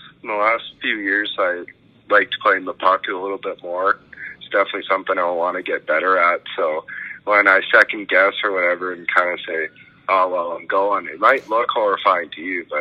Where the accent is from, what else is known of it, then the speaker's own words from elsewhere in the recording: Fort Saskatchewan, Alberta, Canada; moved away as an adult; now in Wisconsin, United States; I grew up in Fort Saskatchewan